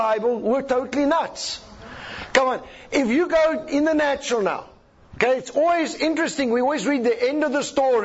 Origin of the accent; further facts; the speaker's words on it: South Africa; I'm a South African.